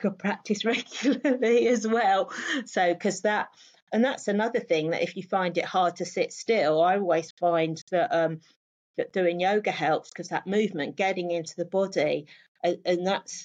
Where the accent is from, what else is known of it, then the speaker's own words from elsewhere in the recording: London, United Kingdom; I grew up in London